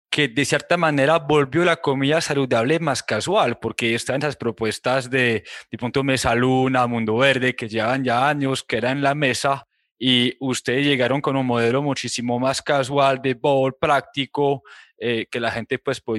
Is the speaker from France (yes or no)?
yes; Réunion, France; yo ni siquiera soy de Francia, yo soy de una isla francesa que se llama La Reunión, que a 11 horas en avión de Francia